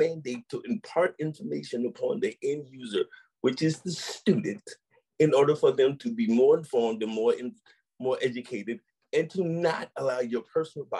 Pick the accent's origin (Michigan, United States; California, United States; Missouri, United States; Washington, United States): Missouri, United States; St. Louis; growing up in St. Louis